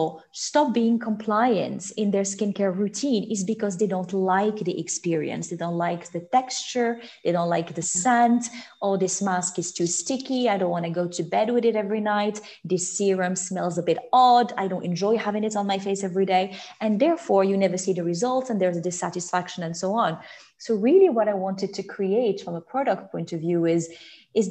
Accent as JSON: {"language": "English", "country": "Morocco", "tie": "born or raised there", "also_born_or_lived": "Paris / London", "moved": "as an adult", "said": "I grew up in Morocco. I was there until I was 17"}